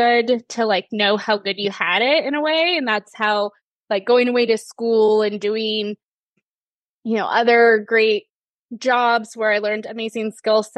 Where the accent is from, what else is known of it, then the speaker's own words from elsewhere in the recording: Murphys, California, United States; I was born and raised in Murphy's